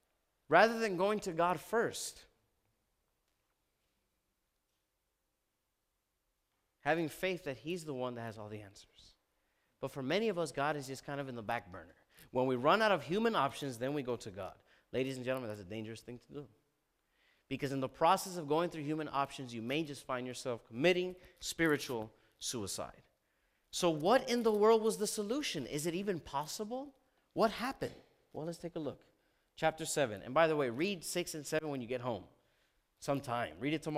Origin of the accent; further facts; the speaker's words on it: Miami, Florida, United States; I'm from Miami. The reason you know you're in Miami is when you see several Cuban men wearing these really cool shirts called guayaberas.